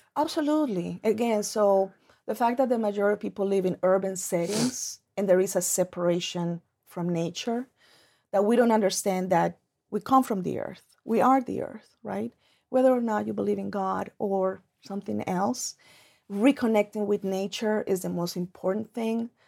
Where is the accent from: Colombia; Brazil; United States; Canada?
Colombia; moved away; I grew up in Colombia, and that's actually how I was raised